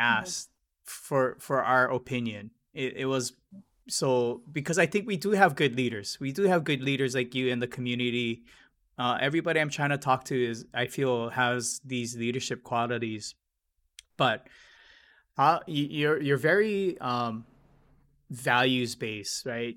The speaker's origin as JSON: {"language": "English", "town": "Hilo", "region": "Hawaii", "country": "United States", "said": "I'm from Hilo."}